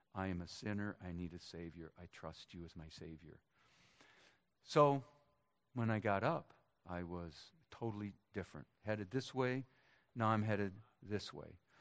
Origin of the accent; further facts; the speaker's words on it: Minnesota, United States; moved away; My hometown Minnesotans